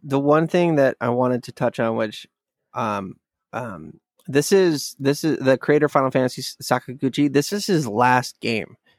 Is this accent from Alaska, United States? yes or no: yes; Alaska, United States; growing up in Alaska